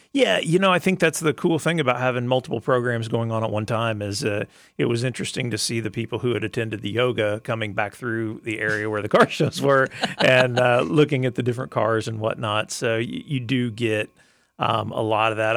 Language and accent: English; Arkansas, United States; also born or lived in Tulsa; now in Lakeland, United States; I grew up in Arkansas, which is kinda hilly country